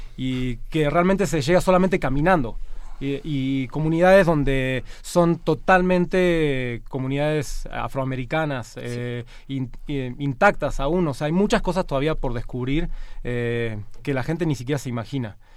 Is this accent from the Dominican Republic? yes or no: no; Argentina; now in Mexico; yo de hecho soy de origen argentino, ¿no? Vengo de una cultura latina también